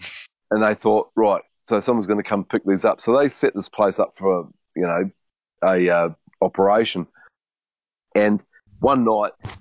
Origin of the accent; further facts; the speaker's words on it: New Zealand; I'm from New Zealand